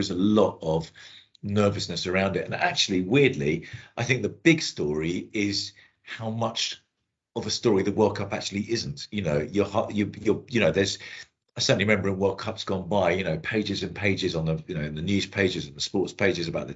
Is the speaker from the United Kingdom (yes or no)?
yes; England, United Kingdom; I'm feel English. I was born here